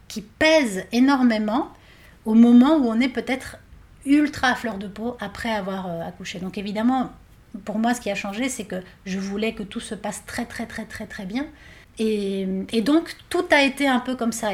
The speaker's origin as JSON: {"language": "French", "country": "Argentina", "tie": "born or raised there", "moved": "yes", "said": "je viens d'Argentine"}